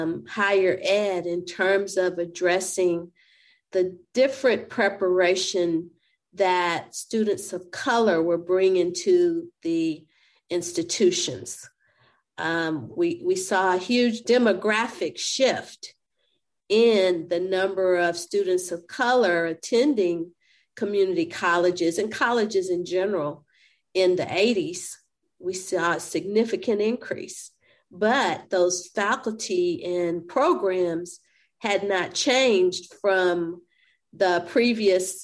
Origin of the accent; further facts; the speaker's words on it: San Antonio, Texas, United States; I owned and operated my pharmacy in San Antonio, Texas, which is my hometown.